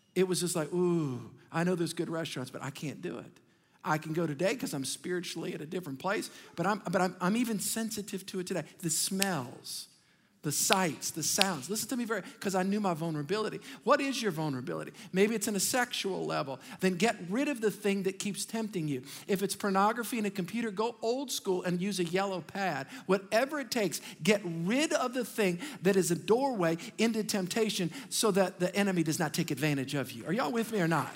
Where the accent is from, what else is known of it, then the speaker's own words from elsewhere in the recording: Metairie, Louisiana, United States; we grew up in Metairie